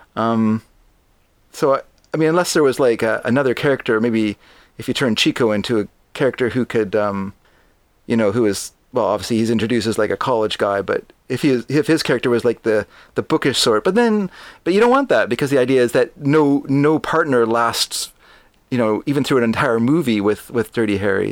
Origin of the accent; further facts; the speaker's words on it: Canada; I'm a Canadian